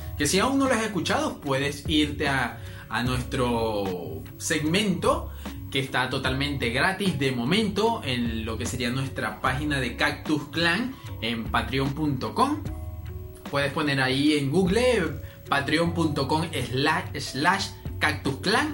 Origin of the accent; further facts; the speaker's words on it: Venezuela; aquí en mi país, que sería Venezuela